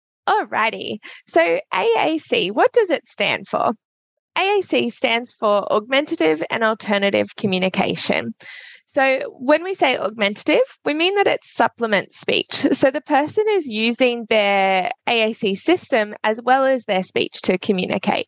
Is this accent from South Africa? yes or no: no; Australia; me being Australian